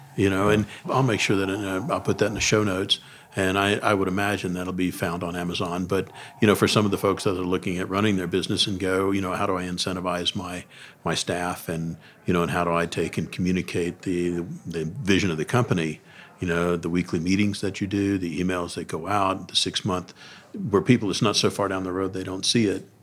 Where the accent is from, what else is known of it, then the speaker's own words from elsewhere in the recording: Deep South, United States; I grew up in the Deep South